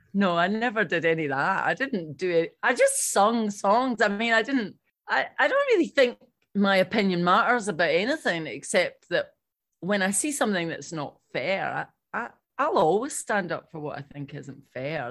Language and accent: English; Irvine, Scotland, United Kingdom